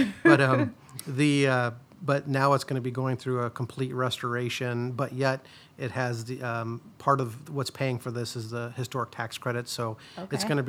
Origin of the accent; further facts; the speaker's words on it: Independence, Iowa, United States; You know, me growing up in Independence, you know, rural Iowa, if I would have had an opportunity like this, you know, I would have jumped on it.